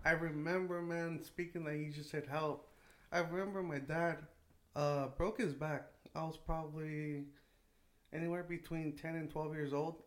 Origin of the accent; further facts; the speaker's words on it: Salinas, California, United States; I grew up in Salinas, California